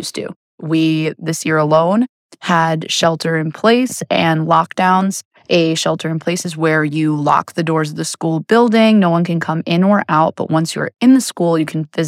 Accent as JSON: {"language": "English", "town": "New York City", "region": "New York", "country": "United States", "tie": "born or raised there", "said": "When I was growing up in Queens, I actually went to a public school and there were 4,000 students"}